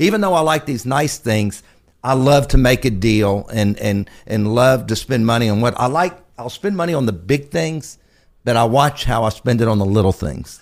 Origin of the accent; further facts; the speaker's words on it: Galveston, Texas, United States; I was born in Galveston, Texas.